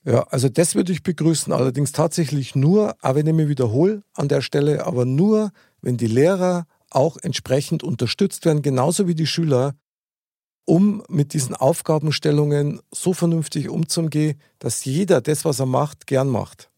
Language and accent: German; Bavaria, Germany; unser herzliches bayerisches Lebensgefühl